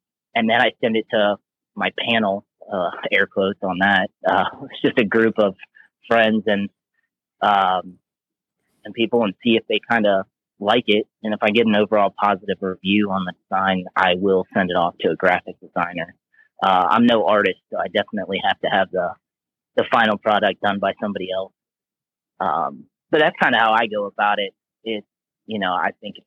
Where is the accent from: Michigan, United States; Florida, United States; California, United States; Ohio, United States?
Florida, United States; Southwest; moved away as an adult; also born or lived in North Carolina; now in Kansas, United States; I grew up in Southwest Florida in the swamp